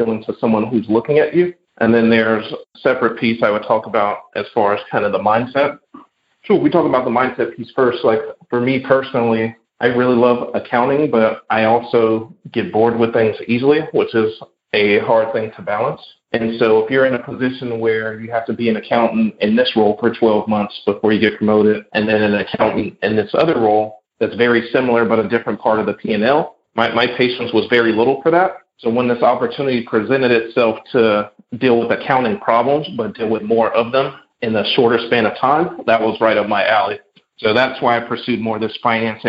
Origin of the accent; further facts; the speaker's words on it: Chicago, Illinois, United States; moved away as an adult; also born or lived in California; So my hometown is Chicago, so I went from Chicago to California. Back to Illinois